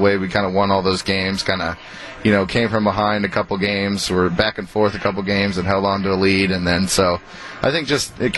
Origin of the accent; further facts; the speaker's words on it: Texas, United States; moved away as an adult; I'm from Texas